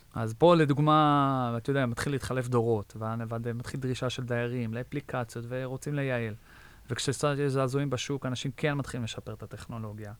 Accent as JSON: {"language": "Hebrew", "country": "Israel", "tie": "born or raised there", "moved": "as an adult", "lives_now": "United States", "said": "גדלתי בישראל"}